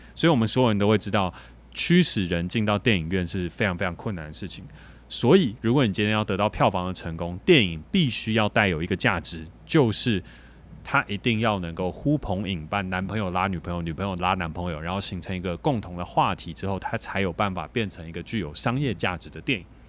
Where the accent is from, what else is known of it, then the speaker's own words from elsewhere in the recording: Taiwan; 我们台湾人